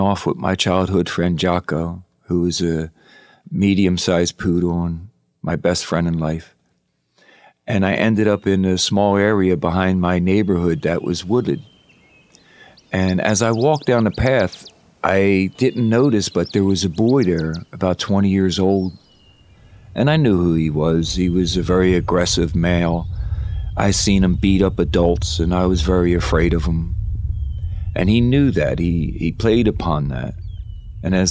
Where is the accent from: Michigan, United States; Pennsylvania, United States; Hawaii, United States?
Pennsylvania, United States; Philadelphia; I was raised in Southwest Philadelphia.